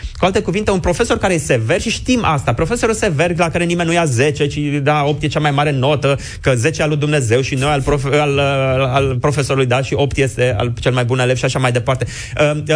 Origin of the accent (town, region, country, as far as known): Romania